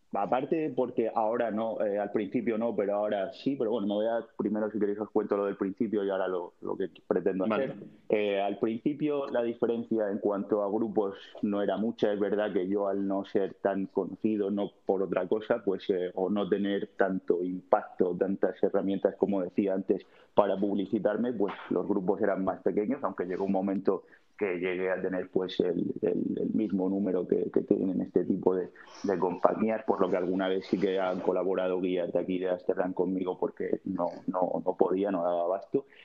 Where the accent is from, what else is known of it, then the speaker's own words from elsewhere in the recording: Cartagena, Region of Murcia, Spain; moved away as an adult; also born or lived in London; now in Amsterdam, Netherlands; yo soy un mediterráneo de Cabo de Palos, Cartagena, Murcia y nada, mi vida pues muy buena porque aquello es el paraíso